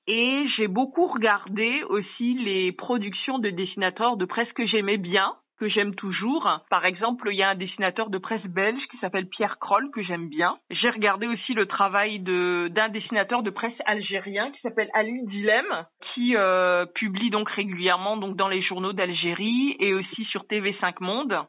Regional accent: Bangui, Central African Republic; moved away; also born or lived in Yaoundé, Cameroon; je vivais en fait à Bangui dans mon enfance. Je suis née à Yaoundé, j'y ai vécu les trois premières années de ma vie, puis après je suis allée vivre à Bangui

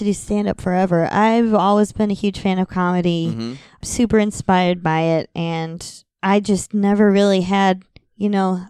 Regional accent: Midwest, United States; And just by comparison, you know, I'm from the Midwest.

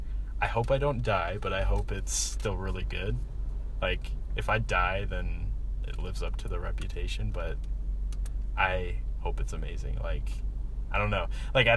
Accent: Omaha, Nebraska, United States; I am from Omaha, Nebraska

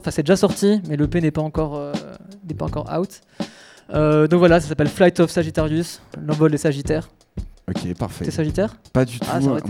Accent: Toulouse, Occitania, France; Je suis toulousain, hein, je ne sais pas si tu me souviens.

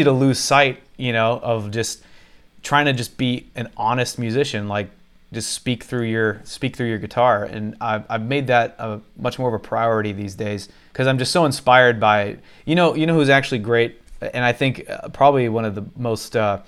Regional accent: Houston, Texas, United States; moved away; I grew up in Houston, Texas.

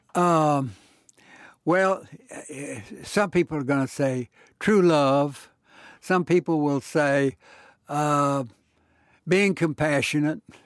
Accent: Houston, Texas, United States; I was born and raised in Houston.

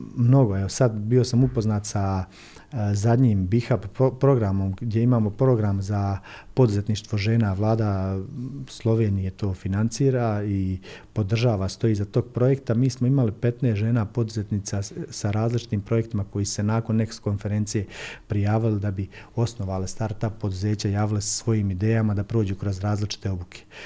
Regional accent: Livno, Federation of Bosnia and Herzegovina, Bosnia & Herzegovina; kod nas u Livnu

